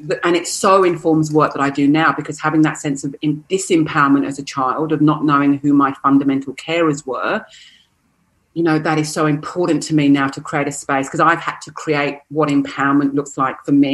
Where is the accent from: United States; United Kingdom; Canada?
United Kingdom; England; moved away as an adult; now in Australia; growing up in England